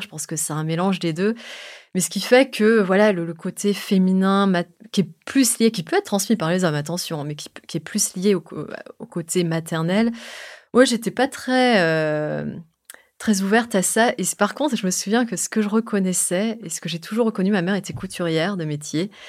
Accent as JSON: {"language": "French", "country": "France", "tie": "born or raised there", "said": "ma maman est indonésienne, et moi je suis née en France"}